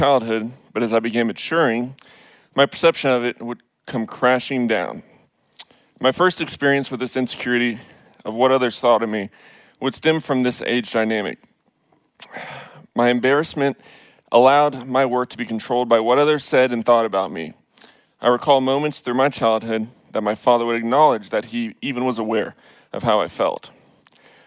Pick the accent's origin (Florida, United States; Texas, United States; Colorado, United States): Texas, United States; Richardson; I grew up in Richardson into what I'd call the quintessential Pleasantville environment.